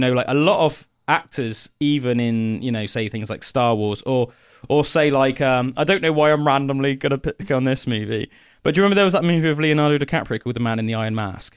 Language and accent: English; Somerset, South West England, United Kingdom; my little Somerset brain